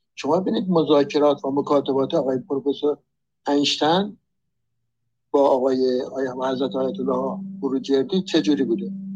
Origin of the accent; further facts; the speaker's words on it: Iran; من ایرانی هستم